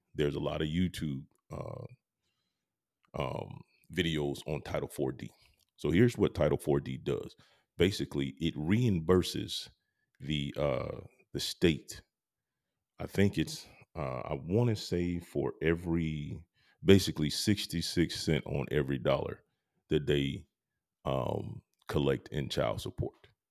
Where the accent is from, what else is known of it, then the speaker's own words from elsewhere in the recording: Georgia, United States; I'm from Georgia